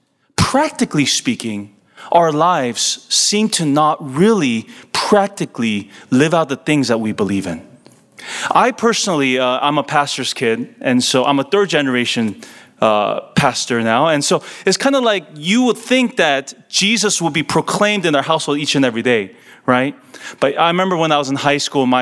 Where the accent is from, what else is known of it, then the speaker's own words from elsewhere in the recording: California, United States; I'm born and raised in California